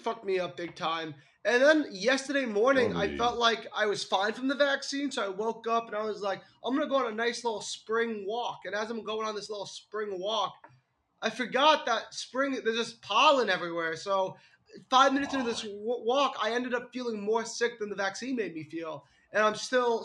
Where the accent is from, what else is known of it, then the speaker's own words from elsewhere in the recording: United States; I'm American